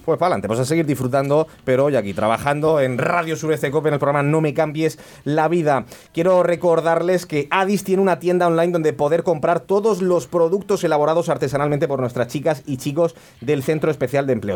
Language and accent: Spanish; Vega Baja, Valencian Community, Spain; los de la Vega Baja somos medio murcianos